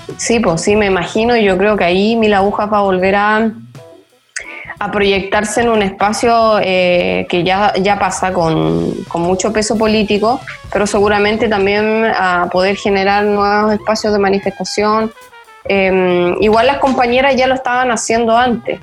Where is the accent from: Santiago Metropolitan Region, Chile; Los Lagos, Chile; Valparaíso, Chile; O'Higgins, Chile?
Valparaíso, Chile; moved away as an adult; now in Barcelona, Spain; yo soy porteña, pero vivo en Barcelona hace